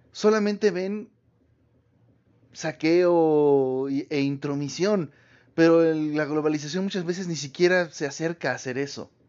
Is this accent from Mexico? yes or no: yes; Mexico; no porque somos mexicanos, ni porque fuimos españoles